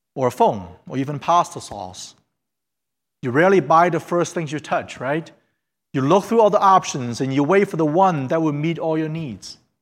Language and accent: English; Fairfield, Ohio, United States; English is a second language; also born or lived in China / Hamilton, Ohio; I went to middle school in, Ha-, in Fairfield, and I was born in China